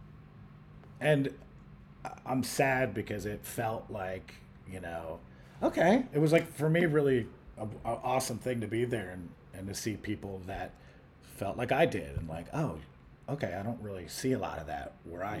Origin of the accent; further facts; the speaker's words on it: United States; I was born in America